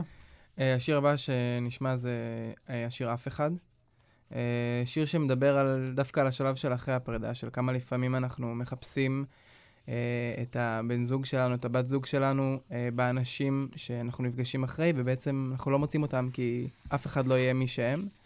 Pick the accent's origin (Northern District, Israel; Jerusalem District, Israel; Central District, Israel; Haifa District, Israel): Northern District, Israel; Nir Yafe; אני גדלתי במושב אה, ניר יפה, במושב בצפון, אה, ליד עפולה